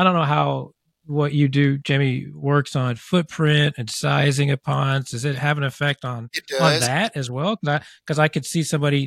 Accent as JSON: {"language": "English", "area": "near Evansville", "region": "Southern Indiana", "country": "United States", "tie": "born or raised there", "said": "I grew up in Southern Indiana. I grew up probably 20 minutes from Evansville"}